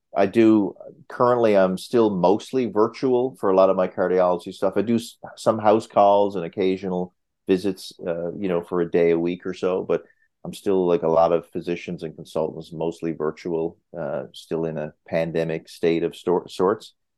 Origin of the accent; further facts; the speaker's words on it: Newfoundland and Labrador, Canada; moved away as an adult; also born or lived in Hamilton, Ontario; now in Muskoka, Canada; I'm a Newfoundlander